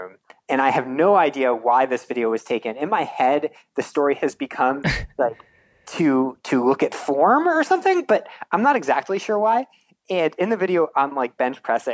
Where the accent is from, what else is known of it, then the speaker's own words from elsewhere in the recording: Eastern Shore of Maryland, United States; moved away; I grew up on the Eastern Shore of Maryland, which for anyone that's ever driven through there, it's like very farmlandy